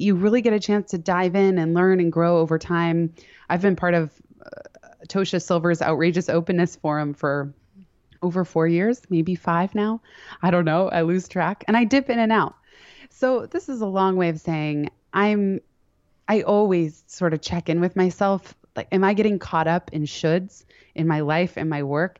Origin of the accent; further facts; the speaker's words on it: San Francisco, California, United States; also born or lived in Palo Alto; now in New York City, United States; I grew up in San Francisco and Palo Alto